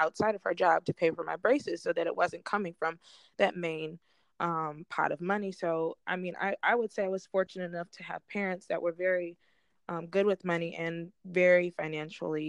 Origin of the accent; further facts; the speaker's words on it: Southfield, Michigan, United States; I'm from Southfield